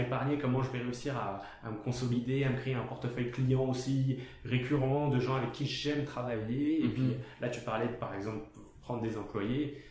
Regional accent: France; moved away; je viens de France donc c'est euh, plus une culture salariale à la base

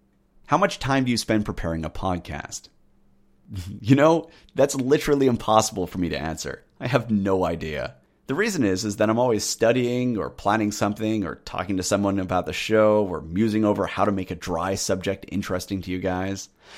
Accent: United Kingdom; Those two changes, of course, have led people to question whether I'm truly a Brit. But I am.

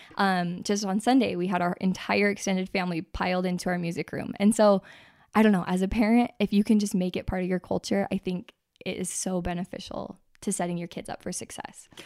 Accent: Utah, United States; born and raised in Utah, live in Draper.

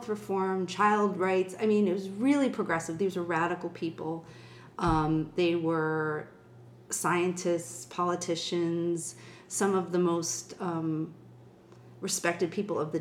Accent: Buffalo, New York, United States; I grew up in Buffalo, New York, and I was raised Irish Catholic.

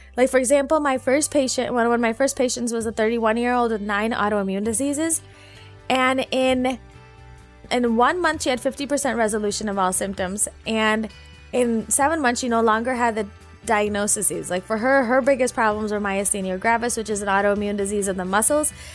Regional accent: Naperville, Illinois, United States; also born or lived in South Bend, Indiana; I was born and raised in Naperville, Illinois

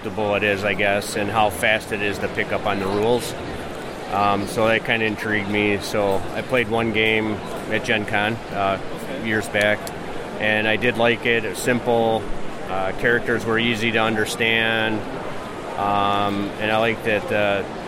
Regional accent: Wisconsin, United States

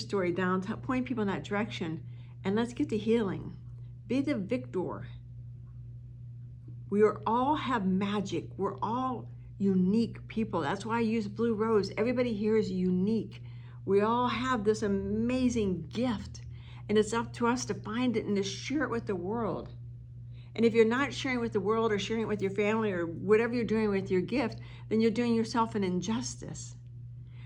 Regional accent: East Coast, United States; now in Arizona, United States; And I'm from the East Coast. I live in Arizona now, but I'm from the East Coast

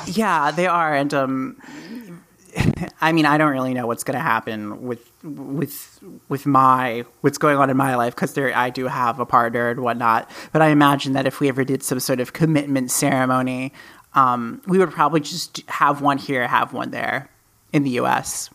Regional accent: United States; we are both from America

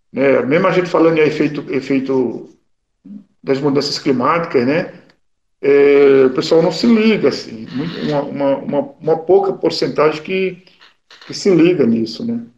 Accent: Pernambuco, Brazil; moved away; eu sou pernambucano

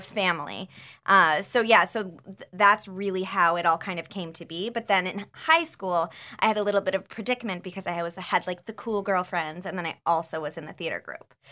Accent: Scottsdale, Arizona, United States; moved away; I uh, grew up in Scottsdale, Arizona

